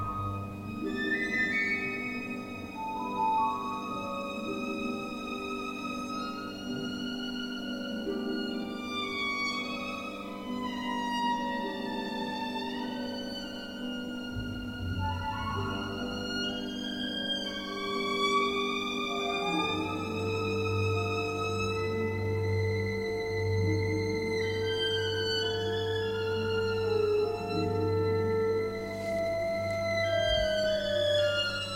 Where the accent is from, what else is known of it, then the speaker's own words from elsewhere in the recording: Jelenia Góra, Lower Silesian Voivodeship, Poland; now in Katowice, Poland; I'm from Jelenia Góra, so I came to Katowice to study here.